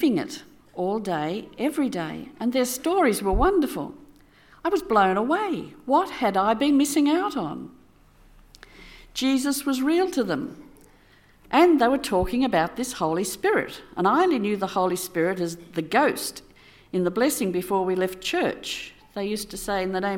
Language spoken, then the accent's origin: English; Sydney, New South Wales, Australia; moved away as an adult; I grew up in Sydney, attending a Presbyterian church